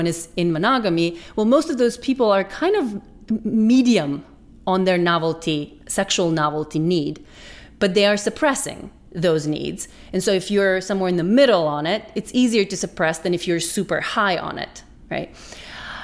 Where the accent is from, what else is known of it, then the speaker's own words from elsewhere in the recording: North Macedonia; moved away; I grew up in Macedonia, which is a fairly conservative kind of traditional culture